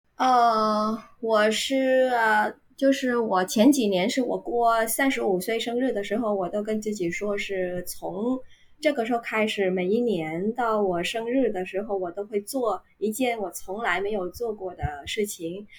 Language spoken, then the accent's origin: Chinese; Ho Chi Minh City, Vietnam; Chinese is a second language; 我来自越南胡志明市，啊，现在我是一所大学的中文老师